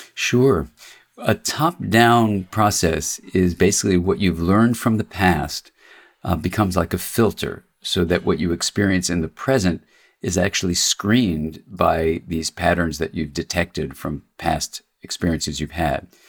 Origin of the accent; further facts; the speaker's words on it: Los Angeles, California, United States; I grew up in Los Angeles